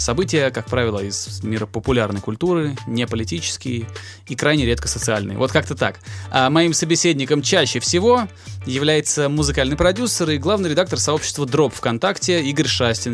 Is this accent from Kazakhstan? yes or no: no; Volgograd, Volgograd Oblast, Russia; в Волгограде, откуда я родом